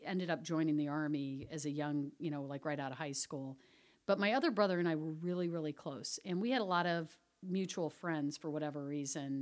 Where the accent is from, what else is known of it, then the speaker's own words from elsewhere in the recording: Virginia, United States; also born or lived in Indiana / Florida; I moved to Virginia when my dad came home from Vietnam. I was 8.